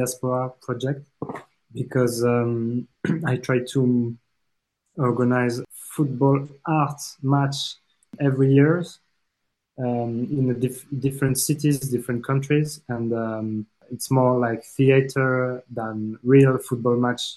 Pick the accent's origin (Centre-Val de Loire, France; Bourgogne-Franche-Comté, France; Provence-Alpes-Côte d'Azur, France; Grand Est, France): Grand Est, France; Metz; English is a second language; also born or lived in Strasbourg / Reims; I'm 33 years old and I was born in Metz.